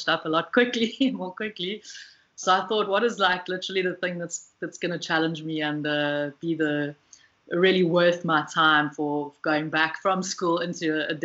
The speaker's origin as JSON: {"language": "English", "town": "Pietermaritzburg", "region": "KwaZulu-Natal", "country": "South Africa", "tie": "born or raised there", "also_born_or_lived": "Cape Town", "moved": "as an adult", "lives_now": "Western Cape, South Africa", "said": "So I'm from South Africa. I have lived in a number of different parts, grew up mostly in Pietermaritzburg, moved to Cape Town for my undergrad"}